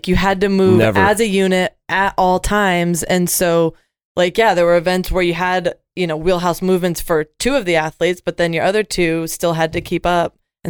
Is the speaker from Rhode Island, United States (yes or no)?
yes; Rhode Island, United States; I grew up in the ocean, like I'm from Rhode Island.